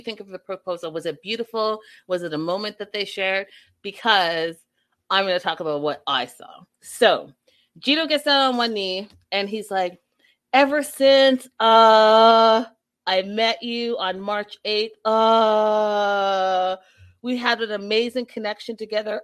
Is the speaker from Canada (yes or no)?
yes; Vancouver, British Columbia, Canada; I'm from Vancouver, where it rains, you know, 90% of the time.